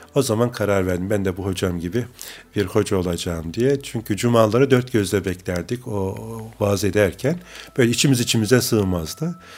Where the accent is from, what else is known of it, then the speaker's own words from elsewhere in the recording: Bayramiç, Çanakkale, Turkey; moved away as an adult; also born or lived in Istanbul; Çanakkale'nin Bayramiç ilçesi evet. Karaköy köyünde doğduk.